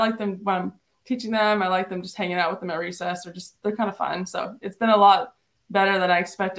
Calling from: New Brunswick, Canada; I'm calling from New Brunswick, Canada.

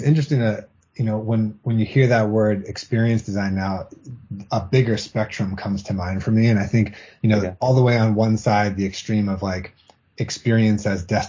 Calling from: Boston, Massachusetts, United States; I'm calling from Boston, just outside of Boston.

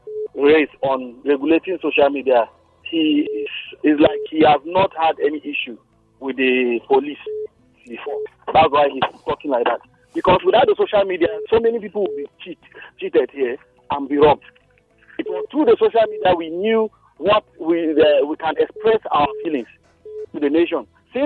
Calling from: Bukuru, Plateau, Nigeria; calling from Bukuru here.

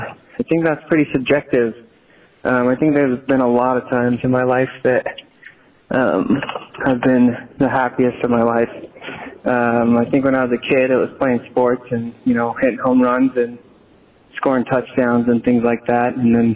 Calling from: Boise, Idaho, United States

